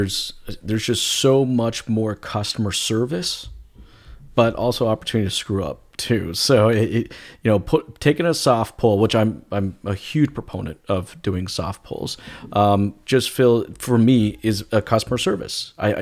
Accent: United States; accent: Canadian; now in Canada; And, you know, I'm not originally from Canada. I'm originally from the States. I know a lot of people are surprised when I say that because I got such a Canadian accent.

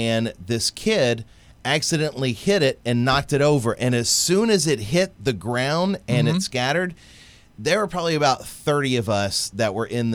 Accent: Jennings, United States; my hometown in Jennings

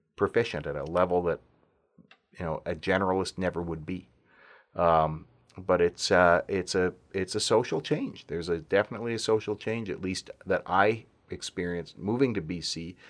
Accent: Alberta, Canada; moved away; also born or lived in Vancouver; growing up in Alberta

